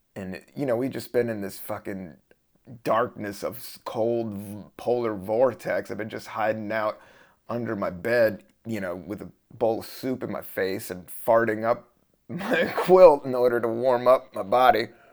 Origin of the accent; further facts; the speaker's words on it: the South, United States; I'm from the South